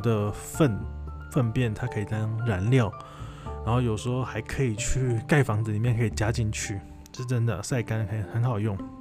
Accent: Taiwan; 就是知道你是从台湾来的，

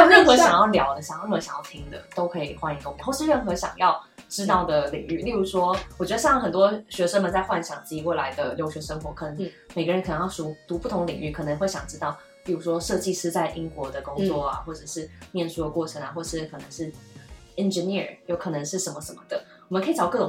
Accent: Taiwan; 是，我跟英文的渊源跟大部分的台湾人都一模一样。嗯，我超级平凡，我不是从小去呃上美语补习班，也不是从小在国外长大，完全没有。

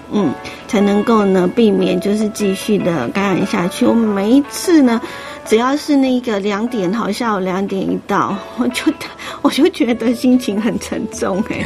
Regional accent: Taiwan; 我们台湾人

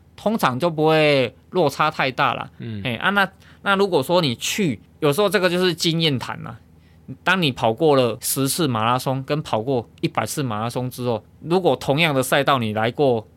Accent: Taiwan; 我是台湾人

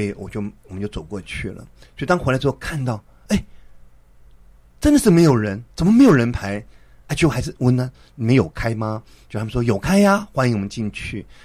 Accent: Taipei, Taiwan; 我们之前在台北信友堂一起长大的

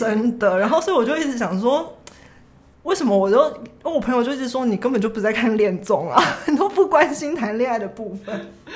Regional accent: Taiwan; 我是台湾人

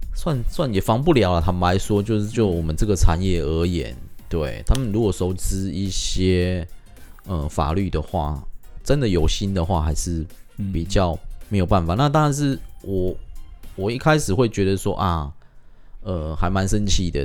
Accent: Taiwan; 我们自己台湾人

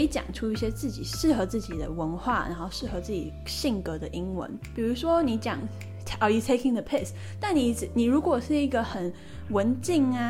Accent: Taiwan; 可能就是因为我自己本身是台湾人，然后我也是一个英文是我的第二个语言，英文不是我的母语

